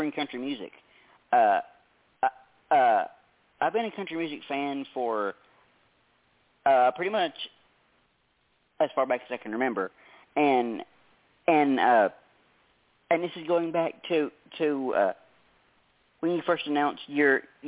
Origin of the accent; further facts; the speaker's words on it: Tennessee, United States; I was in Canada, I got to experience a couple of things that were quite the culture shock for a southern boy from Tennessee